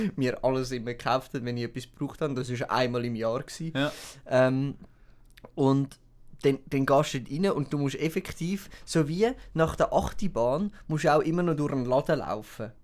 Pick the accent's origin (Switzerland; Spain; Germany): Switzerland; als Schweizer